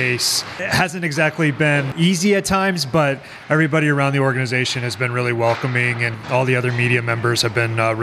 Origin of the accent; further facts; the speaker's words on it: Montana, United States; moved away as an adult; now in Washington, D.C., United States; it's my home. It's where I grew up